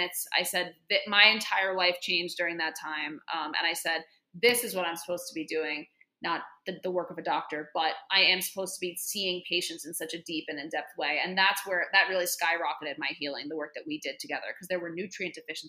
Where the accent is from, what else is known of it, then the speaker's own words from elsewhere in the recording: New York City, New York, United States; I'm a native New Yorker. Always lived in New York